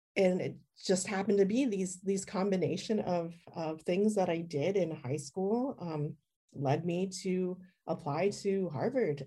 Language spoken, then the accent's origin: English; Richmond, British Columbia, Canada; also born or lived in Edmonton, Alberta; I was born in Edmonton, Alberta, and then I grew up in uh, in Richmond, British Columbia